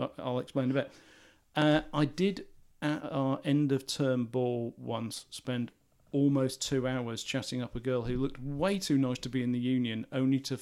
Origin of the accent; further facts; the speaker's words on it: England, United Kingdom; we are English